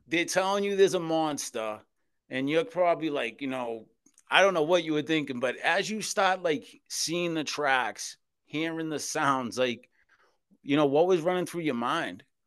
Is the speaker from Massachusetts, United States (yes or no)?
yes; Boston, Massachusetts, United States; I was born and raised in South Boston, Massachusetts in the Old Colony Projects